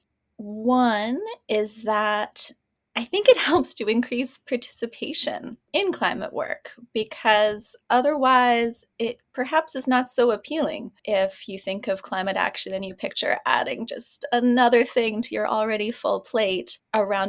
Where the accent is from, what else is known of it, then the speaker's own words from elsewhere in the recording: Ontario, Canada; now in Vancouver, Canada; This has been home for the last 18 years, but I grew up in Ontario.